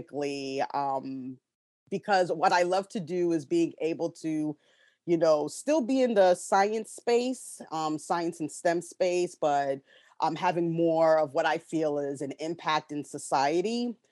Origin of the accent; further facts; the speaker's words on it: New York City, New York, United States; now in Washington, D.C., United States; I'm originally from Brooklyn, New York. I'm currently living in the DC area